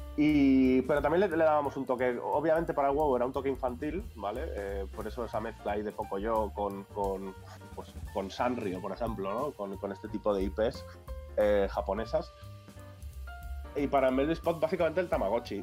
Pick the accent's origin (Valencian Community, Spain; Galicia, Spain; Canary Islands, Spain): Valencian Community, Spain; Valencia; now in Barcelona, Spain; Yo soy de Valencia, pero vivo en Barcelona hace un montón.